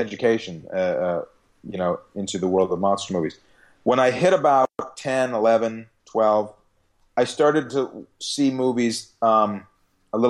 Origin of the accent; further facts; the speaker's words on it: Chicago, Illinois, United States; moved away as an adult; also born or lived in Hollywood; now in Los Angeles, United States; I'm from Chicago.